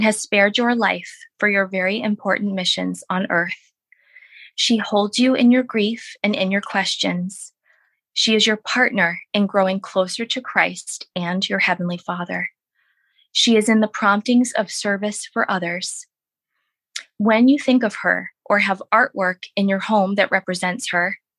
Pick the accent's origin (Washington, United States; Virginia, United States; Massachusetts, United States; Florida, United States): Massachusetts, United States; Boston; also born or lived in Plymouth, Massachusetts; I'm from Boston, grew up, you know, born and raised